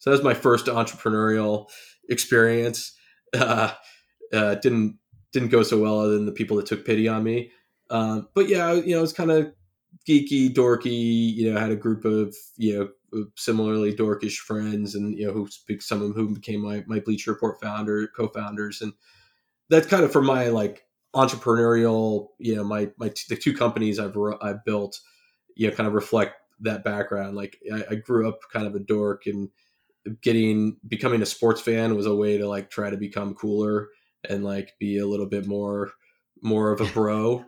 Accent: California, United States; I grew up in the Bay Area, you know, south of San Francisco, and had a, you know, nice suburban life and, you know, good family life.

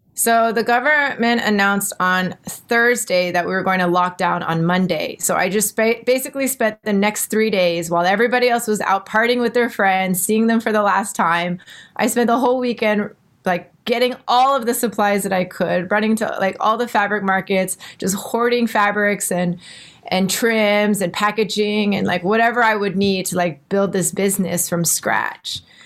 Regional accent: Texas, United States; moved away as an adult; now in Singapore; I'm from Texas, all the proms and homecomings

